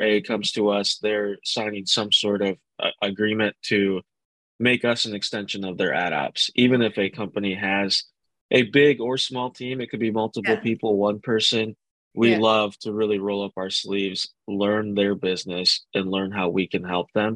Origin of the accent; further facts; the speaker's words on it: Grand Rapids, Michigan, United States; born and raised in Grand Rapids, Michigan